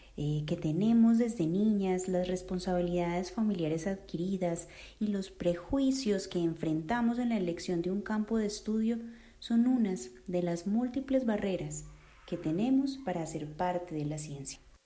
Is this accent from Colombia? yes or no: yes; Colombia; como mujer colombiana